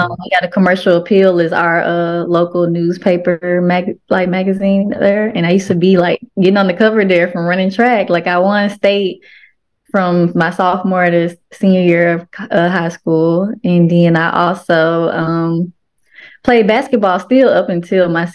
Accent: Memphis, Tennessee, United States; I'm from Memphis

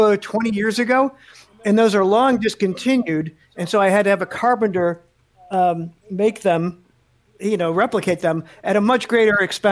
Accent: Chicago, Illinois, United States; I grew up in Chicago

